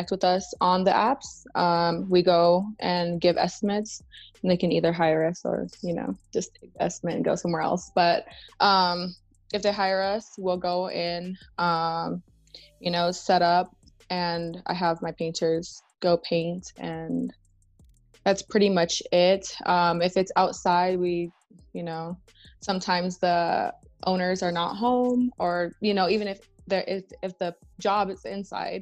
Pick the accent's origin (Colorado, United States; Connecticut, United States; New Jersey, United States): Colorado, United States; Denver; I'm originally from Denver